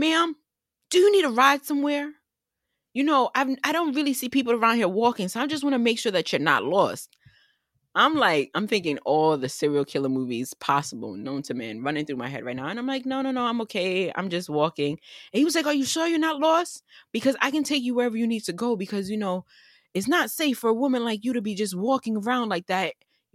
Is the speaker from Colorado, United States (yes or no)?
no; New York, United States; as a New Yorker